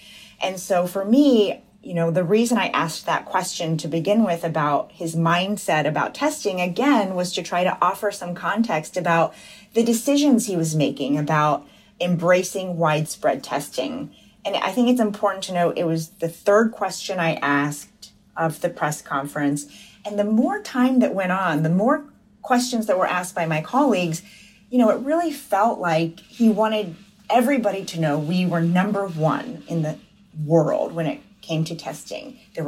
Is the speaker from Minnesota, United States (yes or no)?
no; Buchanan, West Virginia, United States; In Buchanan, yeah, population less than 6,000. It was really hard, actually